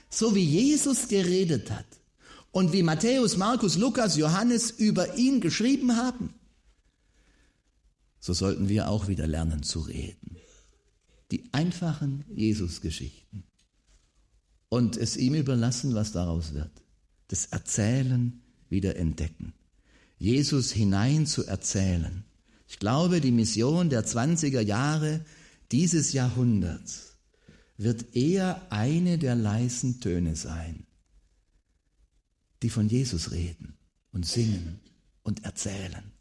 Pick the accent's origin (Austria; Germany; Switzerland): Germany; Baden-Württemberg; Als Schwabe weiß man mit dem VfB Stuttgart, das funktioniert nicht.